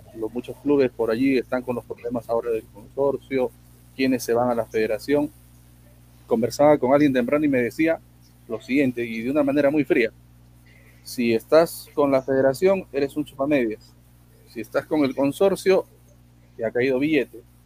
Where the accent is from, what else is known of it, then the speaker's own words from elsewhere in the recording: Arequipa, Peru; Como, como arequipeño